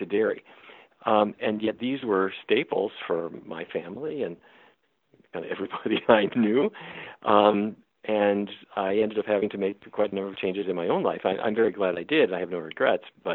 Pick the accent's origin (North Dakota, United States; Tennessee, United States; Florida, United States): North Dakota, United States; Fargo; moved away; I grew up in North Dakota